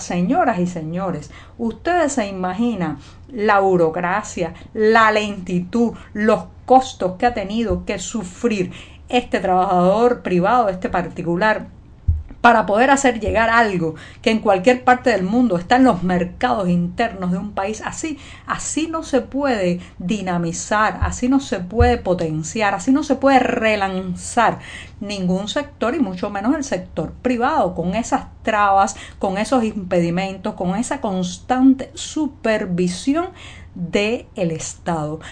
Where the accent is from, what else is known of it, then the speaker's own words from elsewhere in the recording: Cuba; cubana, periodista, ciudadana